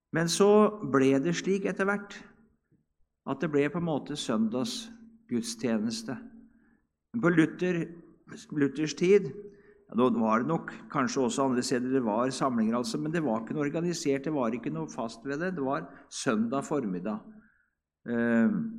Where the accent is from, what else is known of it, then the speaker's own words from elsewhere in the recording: Hedrum, Vestfold, Norway; i Hedrum, der jeg kommer ifra